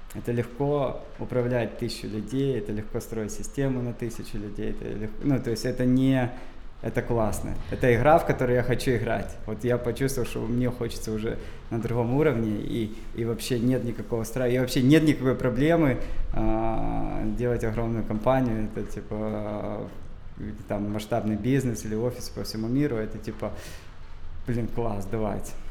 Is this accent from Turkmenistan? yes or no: no; Dzhankoy, Crimea, Ukraine; я родился в Джанкое